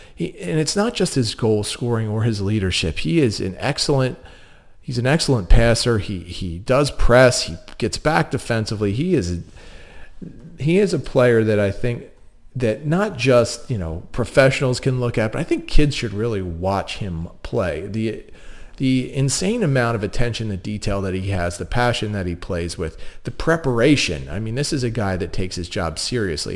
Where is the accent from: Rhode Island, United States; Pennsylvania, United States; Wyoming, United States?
Pennsylvania, United States; Delaware County; accent: Delco; I am a Delco native